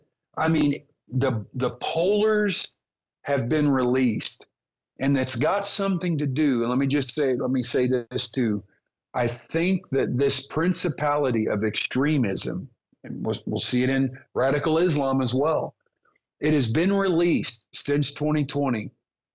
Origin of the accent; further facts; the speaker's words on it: United States; I'm an American